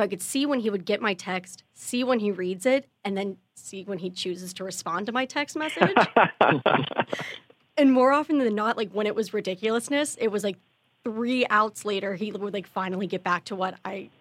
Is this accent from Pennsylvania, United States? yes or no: yes; Pittsburgh, Pennsylvania, United States; moved away; that's my hometown team